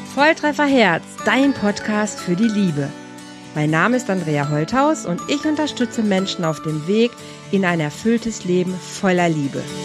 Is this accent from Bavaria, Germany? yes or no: no; Bielefeld, North Rhine-Westphalia, Germany; in Bielefeld, in meiner Heimat